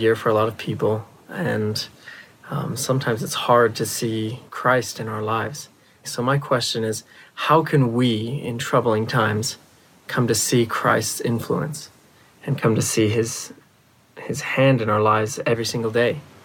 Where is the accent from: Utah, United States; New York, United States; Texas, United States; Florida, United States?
Utah, United States; Huntsville; now in Provo, United States; I'm from Huntsville, Utah, currently at BYU.